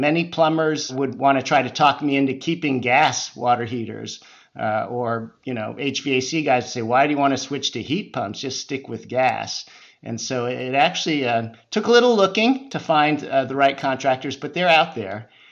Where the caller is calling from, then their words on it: San Francisco Bay Area, California, United States; I'm calling in from the West Coast, the San Francisco Bay Area